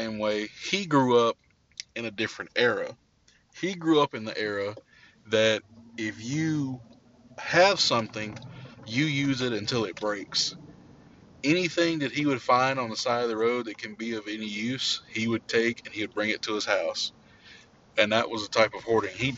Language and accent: English; Louisiana, United States; my days growing up in Louisiana